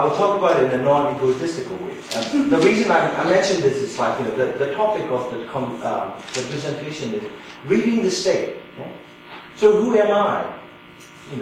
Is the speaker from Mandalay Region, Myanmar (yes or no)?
yes; Mandalay, Mandalay Region, Myanmar; moved away as an adult; also born or lived in United States / Southeast Asia; I'm from Mandalay, the second largest city, from an educated family